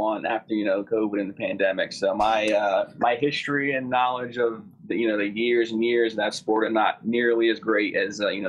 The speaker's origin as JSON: {"language": "English", "region": "New Jersey", "country": "United States", "said": "I'm from the South, but South Jersey."}